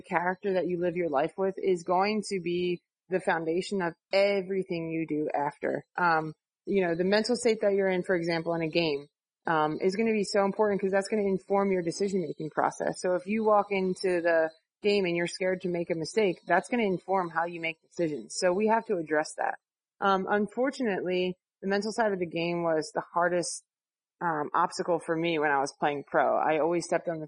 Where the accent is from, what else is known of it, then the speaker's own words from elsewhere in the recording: New Jersey, United States; when I was growing up, I'm from South Jersey